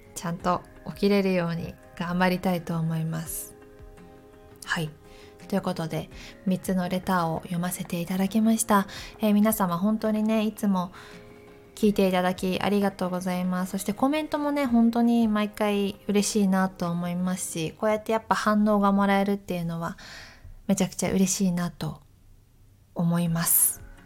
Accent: Takayama, Gifu, Japan; moved away; 岐阜県の私高山出身なので

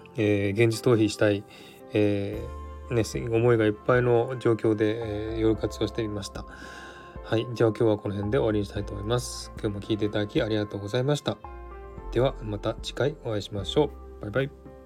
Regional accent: Tokyo, Japan; moved away as an adult; now in Australia; 日本で生まれ育ったので日本人です

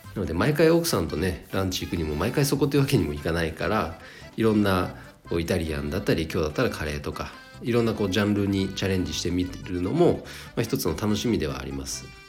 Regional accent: Chikuma, Nagano, Japan; 地元長野県千曲市

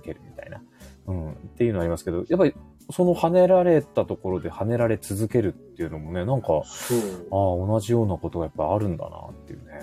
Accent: Kanto, Japan; also born or lived in Yokosuka / Yokohama; 関東出身

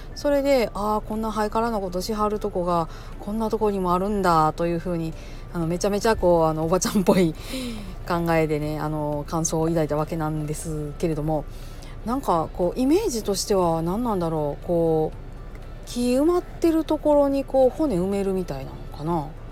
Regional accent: Kansai, Japan; accent: Kansai-ben

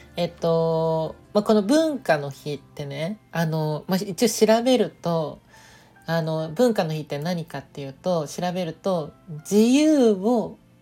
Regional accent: Nagoya, Aichi, Japan; moved away; 地元の愛知県名古屋でねこうあの住んでた時まだいた時に

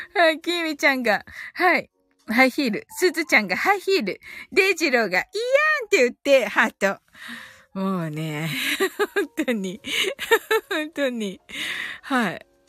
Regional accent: Kyushu, Japan; 九州人です

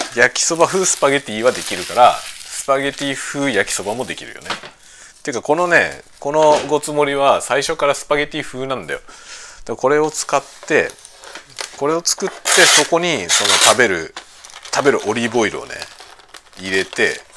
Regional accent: Kanagawa, Japan; moved away as an adult; now in Hokkaido, Japan; 幼い時はずっと首都圏でね育った

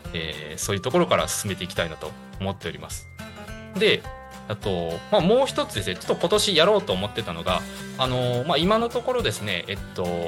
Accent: Higashikagawa, Kagawa, Japan; moved away; 地元香川県東香川市を深く愛する男

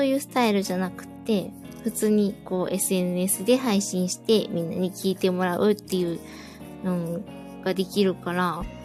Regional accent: Osaka, Japan; 私大阪なんですけど

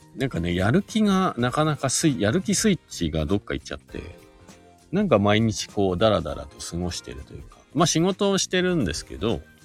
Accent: Shizuoka, Japan; now in Hakuba, Japan; 僕もね、静岡県出身で、もともとは。で、スノーボードが好きで、えー、っと、白馬に引っ越してきた移住組です

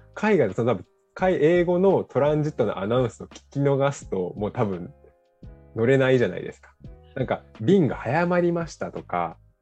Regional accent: Japan; 僕たち日本人

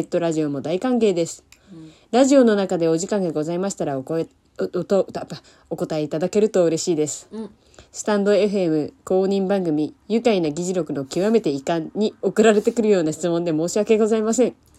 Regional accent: Kagawa, Japan; moved away; 地元香川

